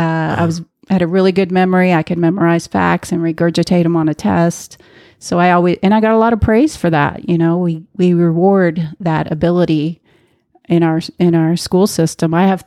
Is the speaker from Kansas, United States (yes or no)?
yes; Kansas, United States; Well, I grew up in the middle of the country in a middle-class family